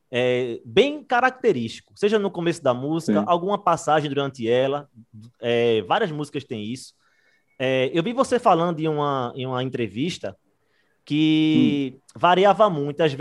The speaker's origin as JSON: {"language": "Portuguese", "town": "Recife", "region": "Pernambuco", "country": "Brazil", "said": "a gente é de Recife, né?"}